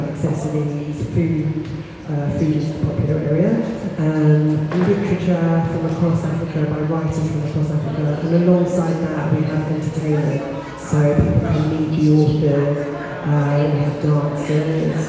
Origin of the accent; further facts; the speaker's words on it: Essex, East of England, United Kingdom; Growing up in Essex, I was one of the only few black students in my class.